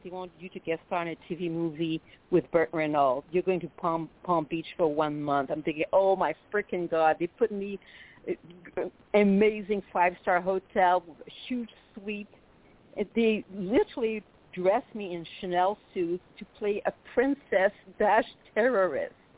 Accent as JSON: {"language": "English", "town": "Quebec City", "region": "Quebec", "country": "Canada", "accent": "French Canadian", "first_language": "French", "second_language": "English", "moved": "as an adult", "lives_now": "United States", "said": "I'm from, as you can tell, I'm French native from Quebec City"}